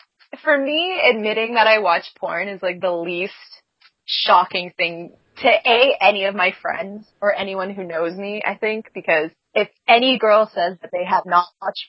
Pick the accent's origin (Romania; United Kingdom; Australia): United Kingdom; England; because I am English